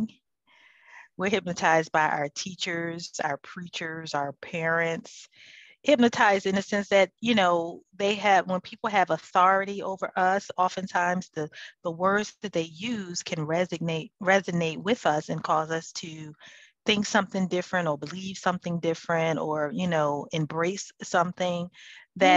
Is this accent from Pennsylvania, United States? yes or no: yes; Philadelphia, Pennsylvania, United States; I'm actually from Philadelphia